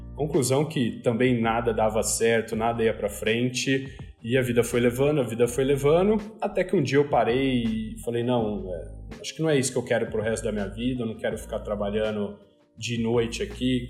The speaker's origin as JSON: {"language": "Portuguese", "town": "Ribeirão Preto", "region": "São Paulo", "country": "Brazil", "tie": "born or raised there", "moved": "as an adult", "said": "para Ribeirão Preto, minha cidade natal, para morar com os meus pais"}